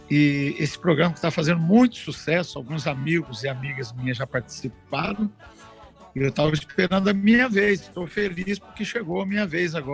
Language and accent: Portuguese; Taubaté, São Paulo, Brazil; also born or lived in São Luís do Paraitinga; Bem, eu nasci lá em São Luís do Paraitinga, mas muito pequeno ainda, aquele momento do êxodo rural, os meus pais mudaram para Taubaté, que é no Vale do Paraíba também